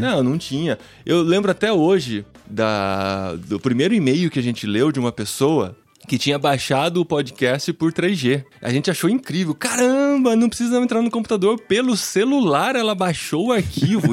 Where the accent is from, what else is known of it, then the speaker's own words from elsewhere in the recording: Piracicaba, São Paulo, Brazil; moved away as an adult; now in Linares, Spain; Mas eu sou de Piracicaba, no interior de São Paulo. Nasci há alguns anos, né?